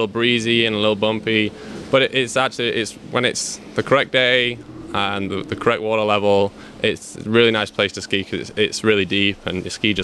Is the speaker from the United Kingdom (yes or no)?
yes; Bolton, North West England, United Kingdom; moved away; I'm from Bolton, England, and start skiing when I was 18 months old on the front of my dad's skis